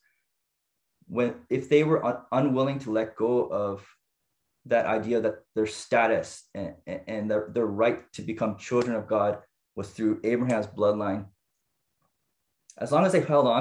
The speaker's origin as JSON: {"language": "English", "town": "Niagara Falls", "region": "Ontario", "country": "Canada", "tie": "born or raised there", "said": "so I grew up in Canada, and specifically in Niagara Falls, Ontario"}